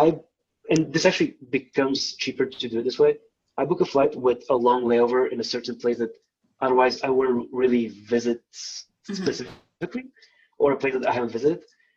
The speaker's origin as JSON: {"language": "English", "country": "Bulgaria", "also_born_or_lived": "Sweden", "moved": "yes", "said": "I'm from Bulgaria, which is in Eastern Europe"}